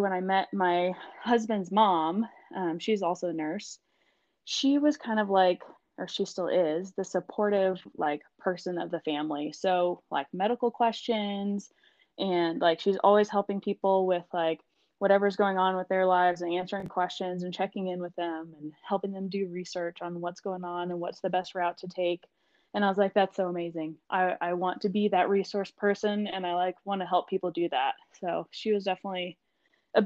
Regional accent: Southeast Missouri, United States; moved away as an adult; also born or lived in Southwest Colorado; now in Colorado, United States; I grew up in Southeast Missouri.

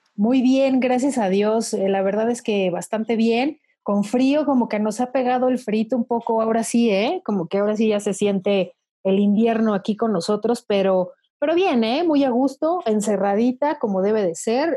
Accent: Mexico; como mexicanos

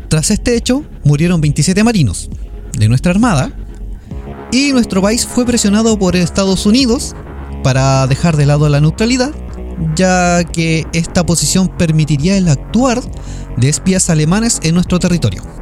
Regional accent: Chile; Como buenos chilenos, tan, buenos que somos para seguir requisitos, tenemos que dejarla clara.

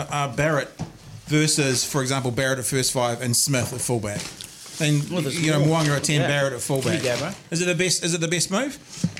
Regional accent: Auckland, New Zealand; I remember growing up in Auckland watching Stevie McDowell through the 80s

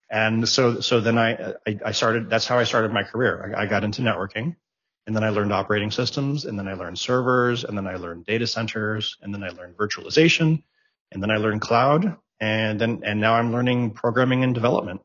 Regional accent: Germany; English is a second language; moved away as an adult; also born or lived in Japan / Greece; now in United States; The first time I moved to the States was when I was 18 years old. I was born in Japan. I was raised in Germany. My mother's a Greek national. So we spent a lot of time in Greece.

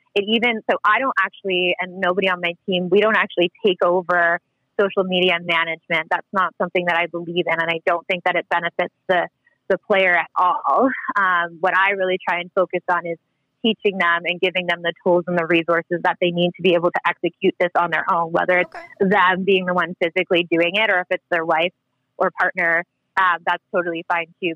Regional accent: Canada; growing up in Canada

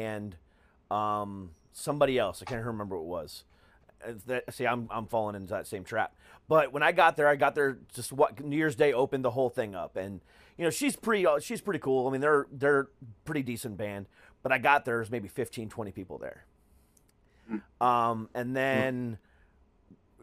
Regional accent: Orlando, Florida, United States; also born or lived in Ohio; I'm actually from the Orlando area originally. Well, I'm from Ohio, but I moved to Orlando when I was 7. So technically Florida's home.

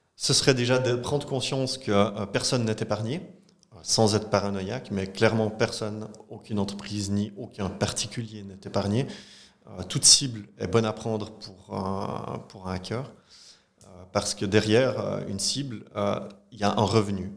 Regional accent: Marly, Fribourg, Switzerland; je viens de la commune de Marly, dans le canton de Fribourg, où j'ai passé euh, toute mon enfance et ma jeunesse

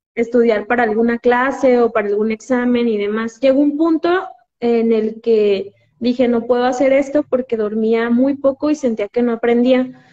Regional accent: Ixtlahuacán de los Membrillos, Jalisco, Mexico; soy de Jalisco, de un pueblo que se llama Exclavocando de los Membrillos, está a una hora de, Guadalajara

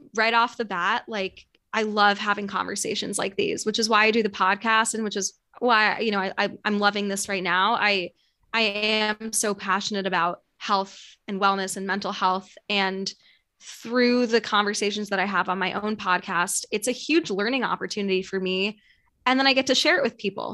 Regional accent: New York City, New York, United States; I grew up right near Central Park.

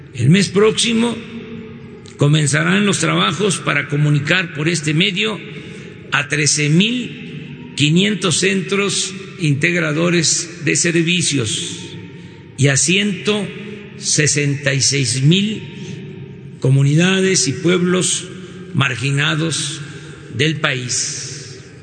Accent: Mexico; somos mexicanos.

